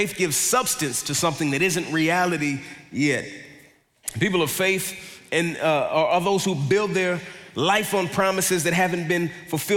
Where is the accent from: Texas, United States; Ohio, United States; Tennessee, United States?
Texas, United States; Dallas; I grew up in Dallas